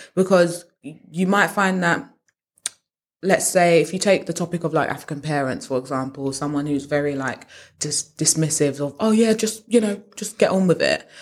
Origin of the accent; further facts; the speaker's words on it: United Kingdom; we're British